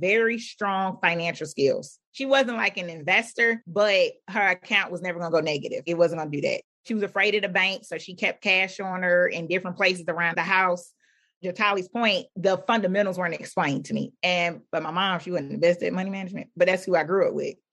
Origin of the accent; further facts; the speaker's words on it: Philadelphia, Pennsylvania, United States; when I was growing up in Philadelphia, where I lived